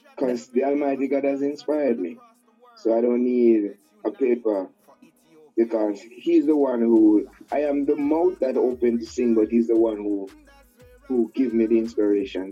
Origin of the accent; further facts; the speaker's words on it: Manchester Parish, Jamaica; moved away; also born or lived in Westmoreland, Jamaica / Kingston, Jamaica; I was born in Westmoreland, grew up in Manchester